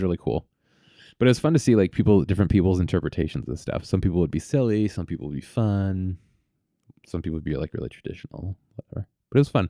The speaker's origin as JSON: {"language": "English", "town": "Vallejo", "region": "California", "country": "United States", "tie": "born or raised there", "said": "I grew up in, in Vallejo, which is sort of Northeast Bay"}